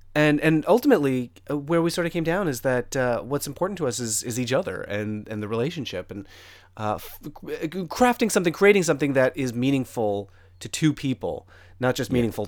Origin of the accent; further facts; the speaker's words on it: Connecticut, United States; entirely in Connecticut and like a very suburban sort of setting